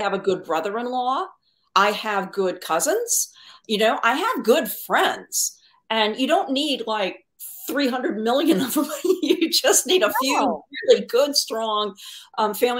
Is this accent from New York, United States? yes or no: no; Connecticut, United States; moved away as an adult; I'm born and raised in Connecticut.